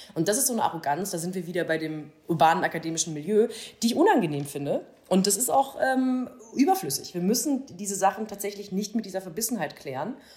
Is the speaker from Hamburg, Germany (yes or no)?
no; Baden-Württemberg, Germany; also born or lived in Freiburg; Ich bin in Baden groß geworden